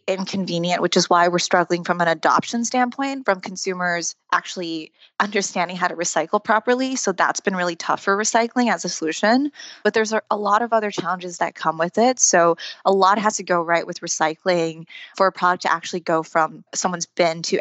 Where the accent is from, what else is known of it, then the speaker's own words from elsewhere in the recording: Taiwan; now in United States; Growing up in Taiwan, I grew up in a household where my dad would compost everything we ate